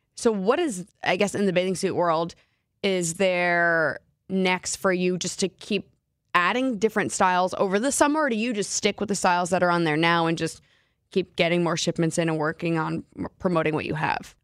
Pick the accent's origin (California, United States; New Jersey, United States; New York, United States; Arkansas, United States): New Jersey, United States; moved away as an adult; now in Seattle, United States; I was born and raised in New Jersey, and then I moved to Seattle three years ago.